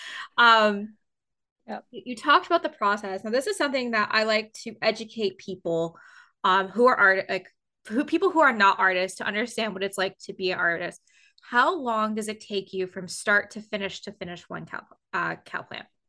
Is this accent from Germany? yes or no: no; Canada; being Canadian